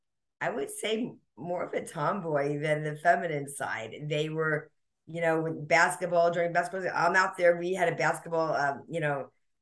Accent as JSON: {"language": "English", "region": "New Jersey", "country": "United States", "tie": "born or raised there", "moved": "yes", "lives_now": "Southern California, United States", "said": "I grew up in New Jersey with two brothers"}